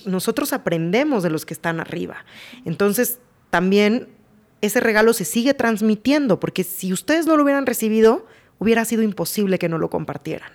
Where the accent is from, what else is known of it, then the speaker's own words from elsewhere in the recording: Mexico; como mexicano